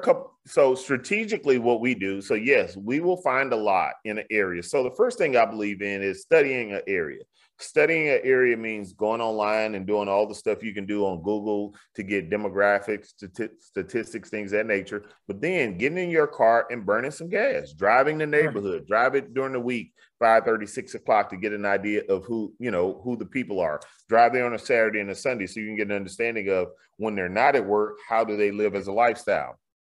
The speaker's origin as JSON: {"language": "English", "region": "the South", "country": "United States", "said": "you know, in Houston, you know, I'm from the South."}